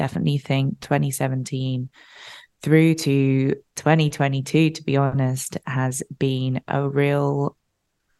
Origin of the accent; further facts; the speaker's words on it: United Kingdom; now in Los Angeles, United States; I live in LA. I'm obviously British. So my dad was back in London